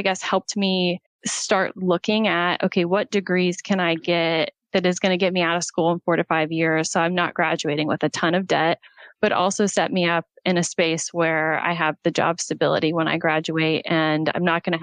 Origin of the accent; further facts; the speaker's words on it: Oklahoma, United States; I'm from Oklahoma. I was raised by a single mom